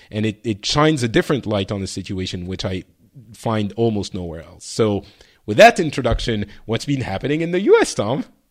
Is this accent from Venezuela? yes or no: no; Lebanon; moved away; I was born in Lebanon.